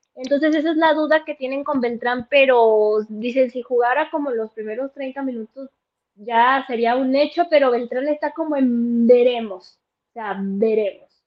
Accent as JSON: {"language": "Spanish", "country": "Mexico", "said": "Yo como mexicana"}